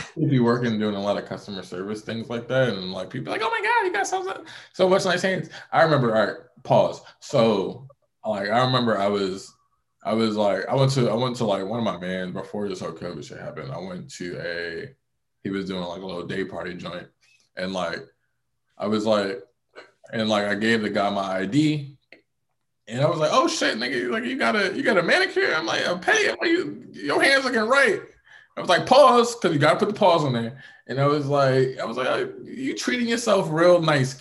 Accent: New York, United States; being from New York

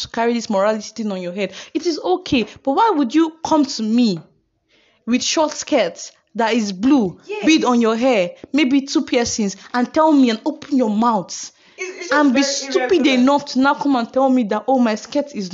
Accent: Uyo, Akwa Ibom, Nigeria; I'm from Uyo and I get people in Uyo

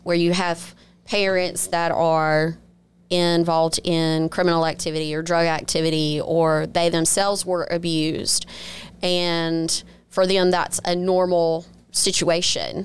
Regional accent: Biloxi, Mississippi, United States; I'm originally from Biloxi, been here all my life, went off to school and then came right back home

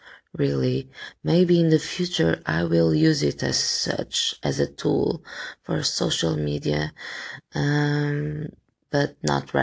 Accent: Portugal; I'm from Portugal

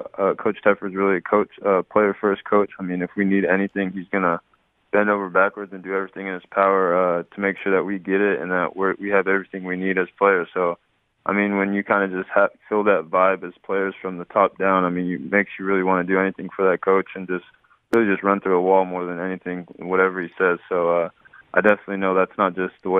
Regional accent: Dinuba, California, United States; moved away as an adult; also born or lived in Oregon; my hometown

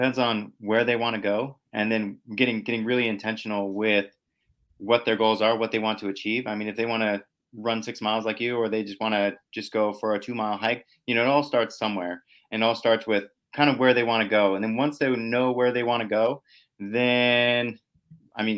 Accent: Lompoc, California, United States; moved away as an adult; now in San Diego, United States; I'm from Lompoc, but I've been down here in San Diego for about 5 years now

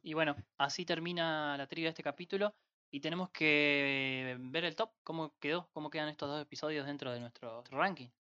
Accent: Entre Ríos, Argentina; de Entre Ríos

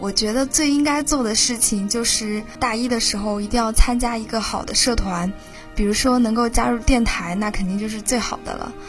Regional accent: Huzhou, Zhejiang, China; 我的家乡是浙江湖州

